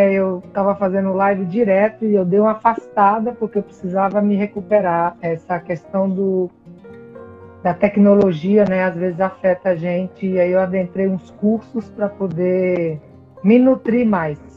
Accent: Recife, Pernambuco, Brazil; also born or lived in Salvador / Rio de Janeiro; eu morei, eu nasci em Salvador, mas nós fomos morar no Rio de Janeiro, depois fomos morar em Recife, depois voltamos para Salvador. Então, é, eu passei a maior parte da minha infância em Recife e eu brinquei demais.

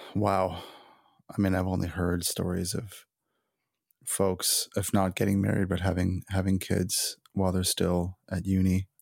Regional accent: Los Angeles, California, United States; we're from Los Angeles

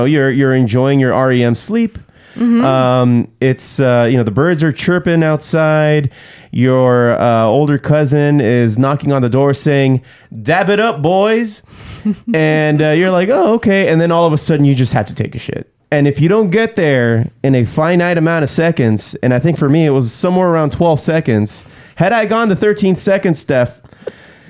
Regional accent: Southern California, United States; As a Mexican growing up in Southern California

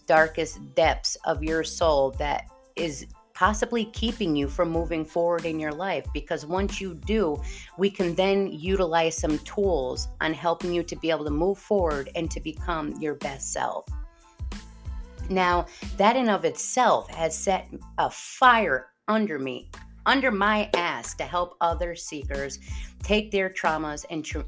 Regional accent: East Haven, Connecticut, United States; I was originally born and raised in Connecticut, and not the Connecticut a lot of people know about, like Greenwich area. Rather, drop down to the bottom of Connecticut, where East Haven is, and we call it Staven. I grew up talking like this

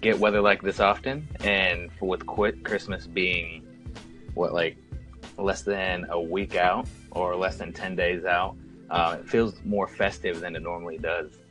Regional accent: North Carolina, United States; moved away as an adult; I am originally from North Carolina, and if you cut the state in half and go directly along the coast, that is the first 18 years of my life

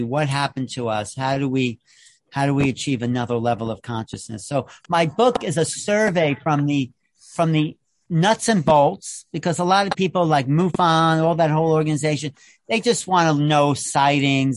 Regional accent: Long Island, New York, United States; We bro- both grew up on Long Island in the 60s

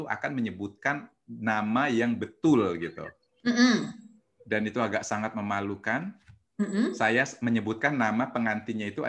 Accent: Lampung, Indonesia; Saya aslinya orang Lampung.

